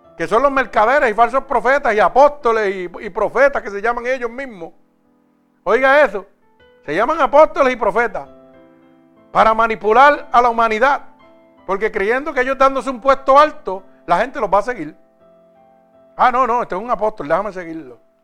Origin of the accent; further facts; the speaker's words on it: Vega Baja, Puerto Rico; mi pueblo en Vega Baja